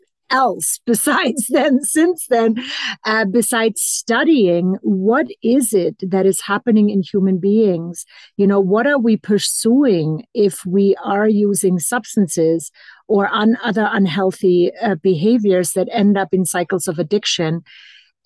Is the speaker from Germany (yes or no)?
yes; Germany; now in Boulder, United States; When I was a teen growing up in Germany